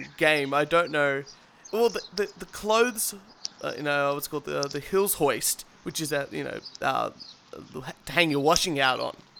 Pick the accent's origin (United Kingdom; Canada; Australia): Australia; I, as an Australian, using an ISP